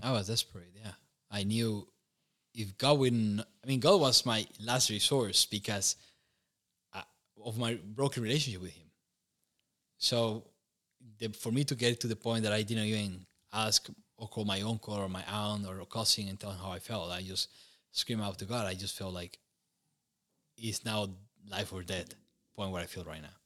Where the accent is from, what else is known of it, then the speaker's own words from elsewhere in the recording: Costa Rica; moved away as an adult; now in Romania; growing up in Costa Rica was, uh, pretty warm, and humid